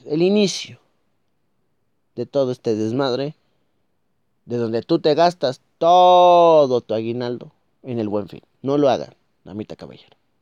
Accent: Mexico

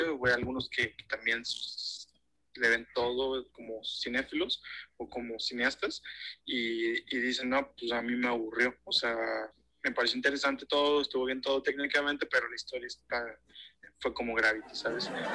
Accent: Mexico; nosotros como mexicanos

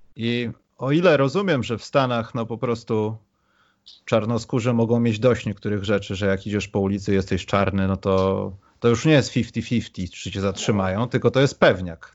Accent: Poland; my z Polski

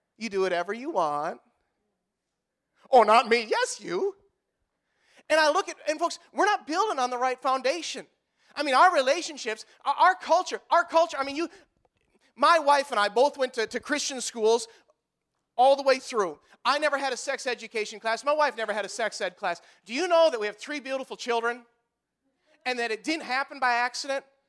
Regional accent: Marquette, Iowa, United States; I grew up here. I grew up in Marquette, Iowa.

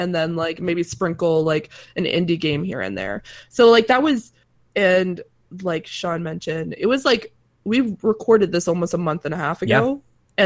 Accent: Atlantic Canada, Canada; accent: East Coast

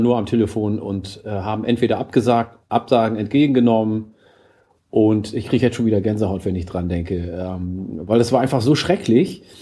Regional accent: Oromia, Ethiopia; den Ursprung der plattdeutschen Sprache in meiner Heimat Oromia, weil ich habe ja auch Plattdeutsch von meinem Urgroßvater gelernt.

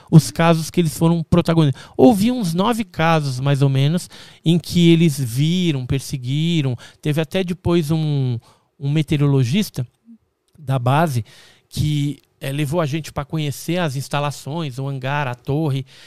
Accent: Santos, São Paulo, Brazil; Eu nasci em Santos.

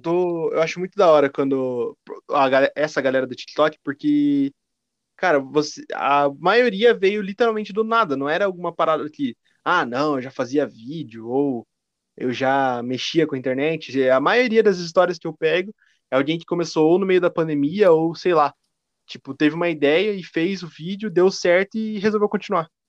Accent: Curitiba, Paraná, Brazil; Eu sou de Curitiba

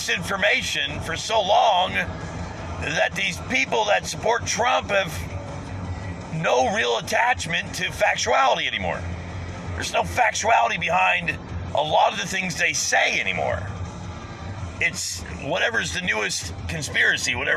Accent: United States; as an American

